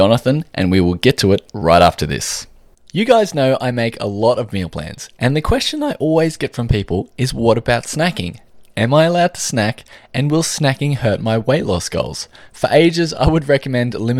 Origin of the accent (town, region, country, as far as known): Australia